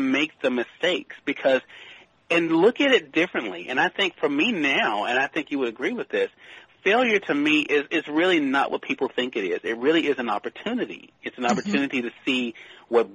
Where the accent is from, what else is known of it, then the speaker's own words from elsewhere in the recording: Mississippi, United States; my home state of Mississippi